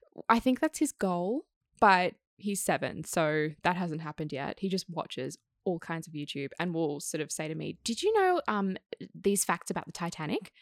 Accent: Sydney, New South Wales, Australia; I grew up in Kensington

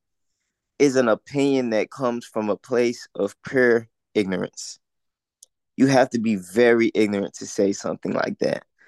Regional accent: Port Arthur, Texas, United States; I'm from Port Arthur, Texas

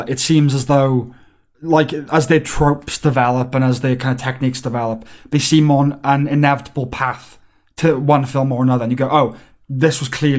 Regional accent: Wales, United Kingdom; Because we're Welsh...

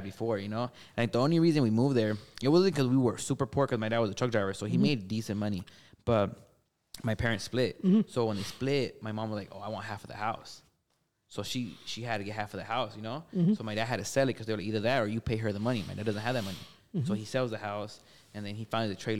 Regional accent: Gardena, California, United States; where I grew up in Gardena Heights

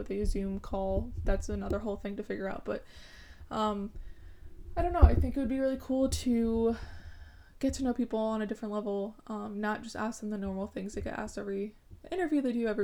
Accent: Madison, Connecticut, United States; I'm from Madison, Connecticut, and I'm currently a college student

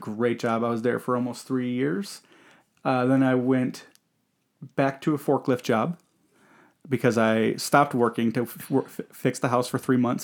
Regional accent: Michigan, United States; I grew up in Michigan and, you know, Michigan is primarily a blue collar state.

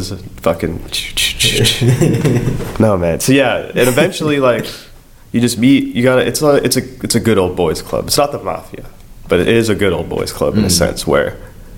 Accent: Tampa, Florida, United States; also born or lived in Tarpon Springs, Florida / North Jersey; I was born in Tarpon Springs

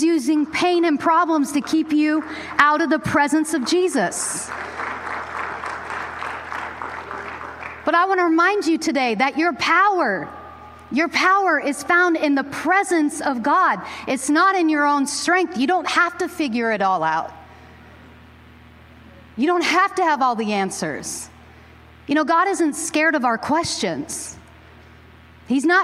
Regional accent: Pacific Northwest, United States; growing up in the Great Northwest, I grew up in the 90s

